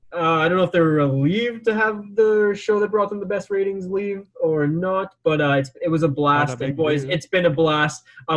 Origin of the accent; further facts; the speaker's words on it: Victoria, British Columbia, Canada; a guy from Victoria, BC was calling.